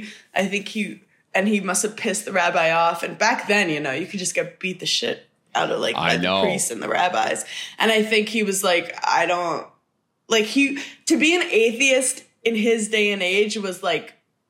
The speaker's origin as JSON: {"language": "English", "town": "New York City", "region": "New York", "country": "United States", "tie": "born or raised there", "also_born_or_lived": "Madison, Wisconsin", "moved": "as an adult", "said": "I grew up in Park Slope, Brooklyn, which is known to be like atheist and reformed Jews."}